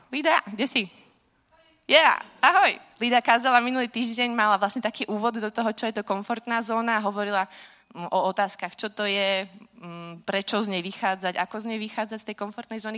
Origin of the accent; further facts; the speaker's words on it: Slovakia; moved away as an adult; Vyrastala som teda na Slovensku